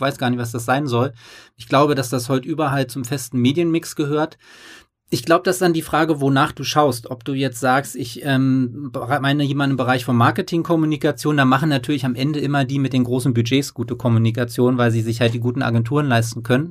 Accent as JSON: {"language": "German", "region": "East Germany", "country": "Germany", "moved": "yes", "lives_now": "Hamburg, Germany", "said": "ich komme aus dem Osten"}